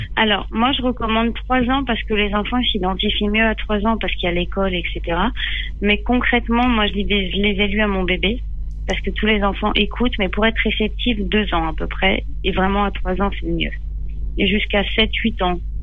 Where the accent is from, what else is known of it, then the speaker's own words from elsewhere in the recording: Les Mureaux, Île-de-France, France; moved away as an adult; j'ai grandi au Mureau euh, dans... jusqu'à mes 18 ans, puis après je suis partie.